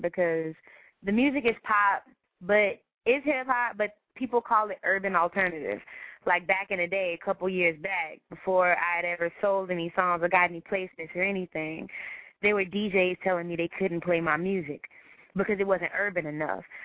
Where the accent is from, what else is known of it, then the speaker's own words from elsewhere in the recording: Chicago, Illinois, United States; also born or lived in North Side, Chicago; I'm from Englewood, so when I say something hood, I know